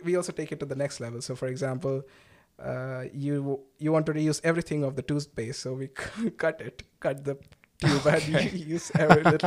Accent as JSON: {"language": "English", "town": "Durgapur", "region": "West Bengal", "country": "India", "tie": "born or raised there", "also_born_or_lived": "Kerala", "moved": "as an adult", "lives_now": "Berlin, Germany", "said": "I have been brought up in a town called Durgapur, which is near Calcutta"}